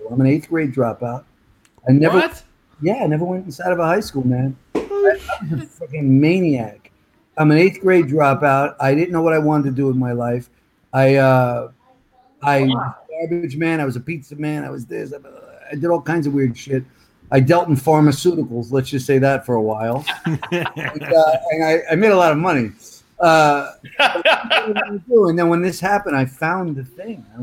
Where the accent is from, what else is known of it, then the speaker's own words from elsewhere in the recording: New Jersey, United States; also born or lived in New York, United States; I you know, I grew up like in Jersey and New York